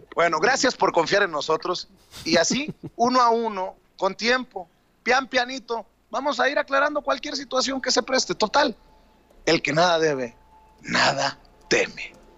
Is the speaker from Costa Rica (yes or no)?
no; Mexico; moved away; also born or lived in United States; soy ciudadano mexicano, de nacimiento mexicano, de naturalización estadounidense